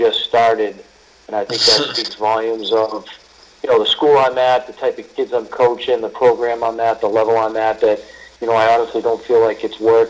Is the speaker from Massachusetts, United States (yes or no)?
yes; Boston, Massachusetts, United States; I grew up in the Boston area playing three sports